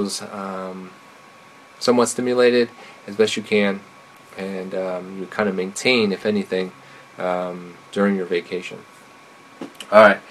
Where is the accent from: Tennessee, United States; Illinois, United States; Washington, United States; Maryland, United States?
Illinois, United States; Chicago; I'm from Chicago